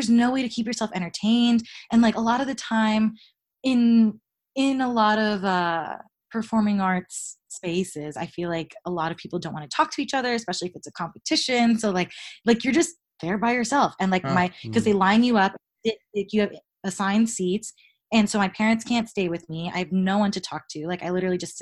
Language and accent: English; Tampa, Florida, United States; also born or lived in New York / Boston; now in Los Angeles, United States; I'm from Tampa